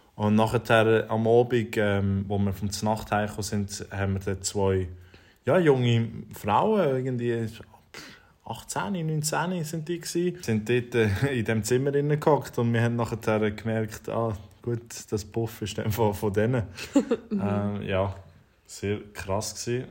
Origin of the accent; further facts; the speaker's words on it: Switzerland; wir eben in der Schweiz